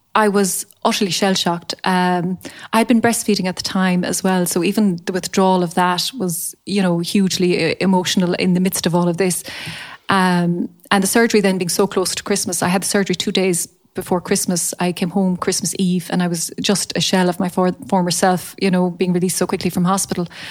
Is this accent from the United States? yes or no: no; Charleville, Munster, Ireland; also born or lived in Limerick / Dublin / Waterford; I am from Charleville, County Cork. I grew up here